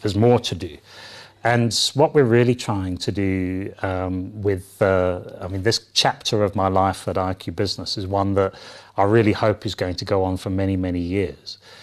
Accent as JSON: {"language": "English", "region": "London", "country": "United Kingdom", "tie": "born or raised there", "moved": "yes", "said": "I was born and bred in, in the U K, in London"}